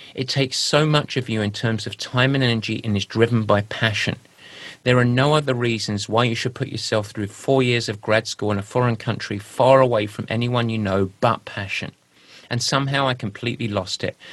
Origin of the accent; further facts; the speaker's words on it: England, United Kingdom; accent: English; now in United States; my pure English accent